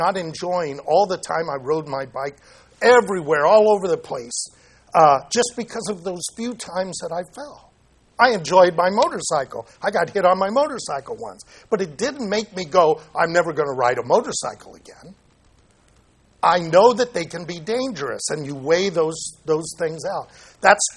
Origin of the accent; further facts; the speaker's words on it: Santa Ana, California, United States; I grew up in Santa Ana